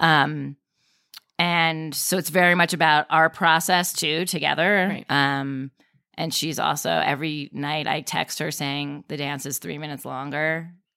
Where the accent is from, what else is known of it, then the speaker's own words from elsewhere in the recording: Westchester, New York, United States; I grew up in Westchester